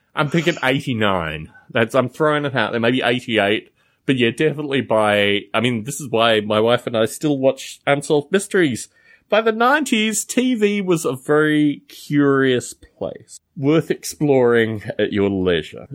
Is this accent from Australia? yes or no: yes; Canberra, Australian Capital Territory, Australia; moved away; My hometown of Canberra, Australia